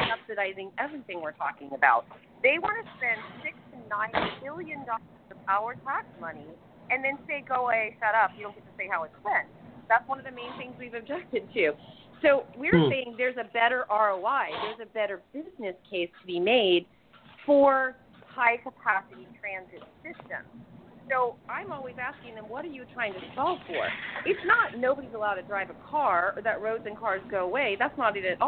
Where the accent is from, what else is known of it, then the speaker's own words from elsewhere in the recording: Miami, Florida, United States; now in Tampa, United States; I'm from Miami originally. That's where I grew up.